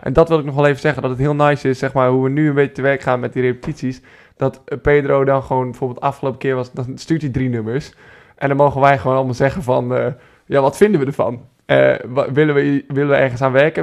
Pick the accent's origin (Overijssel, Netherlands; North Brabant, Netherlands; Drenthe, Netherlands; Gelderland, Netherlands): Drenthe, Netherlands; Beilen; also born or lived in Groningen; Ik kom zelf uit Bijlen, Drenthe. Maar Groningen is wel waar ik mijn, eh, waar ik mijn middelbare schooltijd heb doorgebracht.